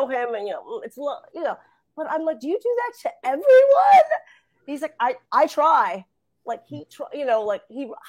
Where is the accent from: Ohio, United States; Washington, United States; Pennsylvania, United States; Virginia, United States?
Ohio, United States; Ottawa; moved away; also born or lived in Los Angeles; I was born and raised in a small town called Ottawa